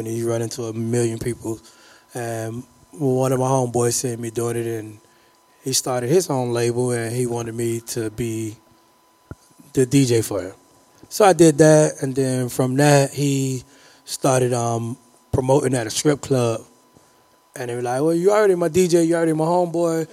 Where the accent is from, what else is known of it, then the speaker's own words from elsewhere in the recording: Miami, Florida, United States; I grew up in Kara City